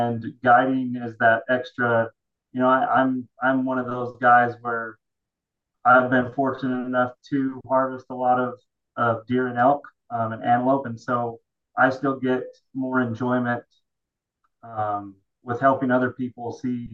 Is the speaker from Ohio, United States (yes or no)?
no; Utah, United States; Born and raised in Utah